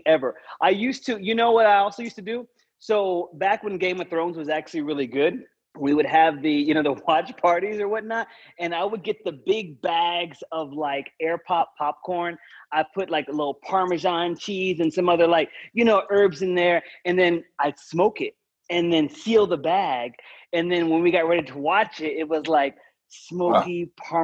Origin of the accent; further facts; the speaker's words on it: Texas, United States; I am a Texan